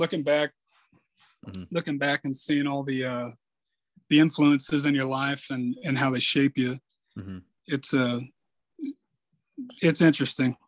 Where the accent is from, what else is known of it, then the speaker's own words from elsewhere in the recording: Yuma, Arizona, United States; also born or lived in Casa Grande, Arizona; I grew up in Yuma, Arizona. I was actually born in Casa Grande, but we moved to Yuma shortly after that.